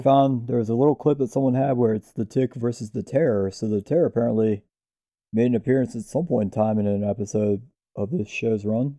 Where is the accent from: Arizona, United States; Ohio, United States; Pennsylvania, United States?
Ohio, United States; Cleveland; we're from the Cleveland area